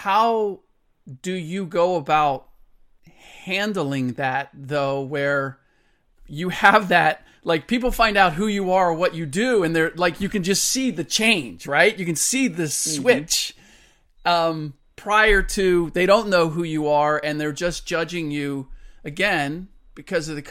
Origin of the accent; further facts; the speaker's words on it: Cincinnati, Ohio, United States; I grew up in Cincinnati